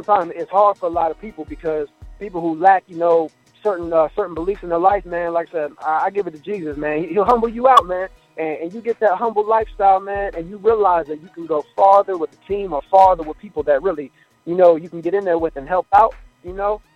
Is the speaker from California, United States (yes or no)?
no; Ohio, United States; I'm from Ohio, man, in a small town called Pickle